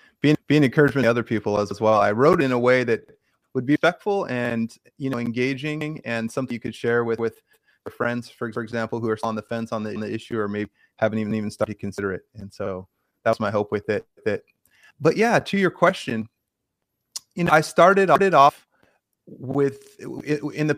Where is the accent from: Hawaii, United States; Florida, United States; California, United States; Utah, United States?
California, United States; Bay Area; I grew up in California in the Bay Area